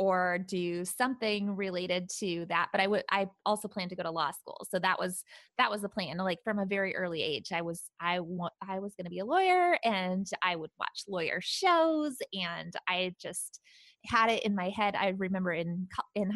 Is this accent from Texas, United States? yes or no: no; Seattle, Washington, United States; moved away as an adult; now in Punta Gorda, United States; I actually grew up in the Seattle area.